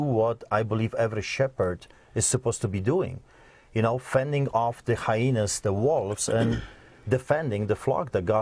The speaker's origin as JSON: {"language": "English", "country": "Poland", "tie": "born or raised there", "moved": "yes", "said": "I grew up behind the Iron Curtain, so I've seen the atrocities of the communists, but also I grew up in Poland."}